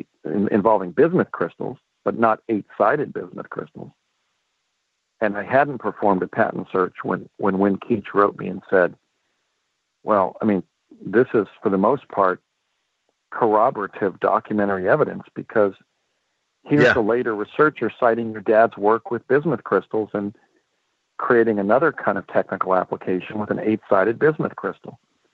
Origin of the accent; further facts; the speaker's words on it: New Jersey, United States; also born or lived in California; I grew up in New Jersey and California, and I practiced law for 20 years in Washington State.